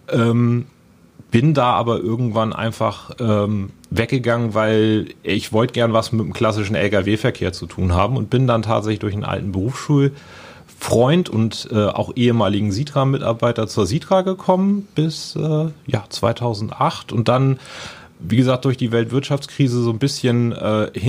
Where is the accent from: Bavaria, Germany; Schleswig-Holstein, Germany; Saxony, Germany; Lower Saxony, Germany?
Schleswig-Holstein, Germany; Lübeck; habe dann meine Ausbildung in meiner Heimatstadt Lübeck gemacht beim großen Industriebetrieb